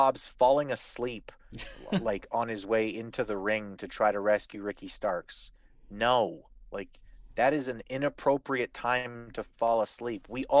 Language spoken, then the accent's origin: English; Canada; I'm allowed to say that because I'm Canadian.